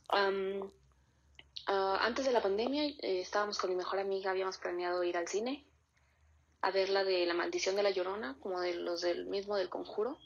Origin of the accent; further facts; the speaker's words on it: Querétaro, Mexico; soy de Querétaro